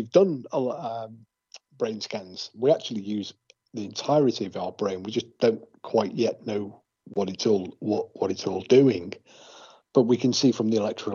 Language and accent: English; England, United Kingdom; accent: English; now in Wales, United Kingdom; I'm English